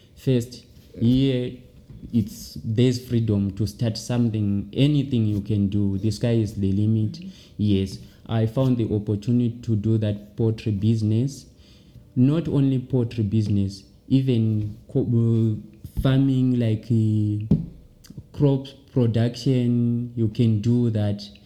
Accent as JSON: {"language": "English", "town": "Wedza", "region": "Mashonaland East", "country": "Zimbabwe", "moved": "as an adult", "lives_now": "South Africa", "said": "I'm from Wedza"}